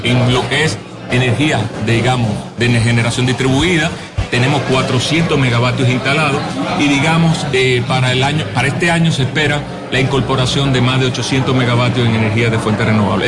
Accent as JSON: {"language": "Spanish", "country": "Dominican Republic", "said": "en nuestro país, República Dominicana"}